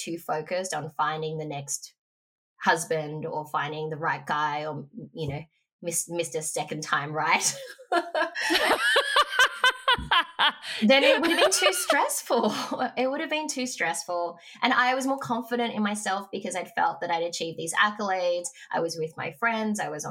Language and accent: English; Frankston, Victoria, Australia; moved away; I grew up in Frankston